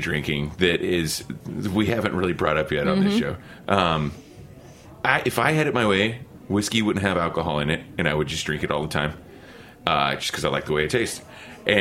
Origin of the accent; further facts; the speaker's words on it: Oklahoma, United States; I'm from Oklahoma.